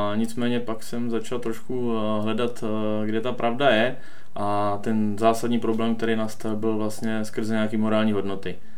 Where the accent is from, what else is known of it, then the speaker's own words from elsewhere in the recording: near Moravská Třebová, Pardubice Region, Czechia; pocházím od Moravské Třebové.